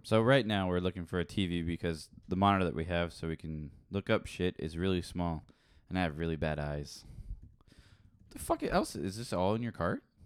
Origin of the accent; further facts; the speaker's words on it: England, United Kingdom; I'm English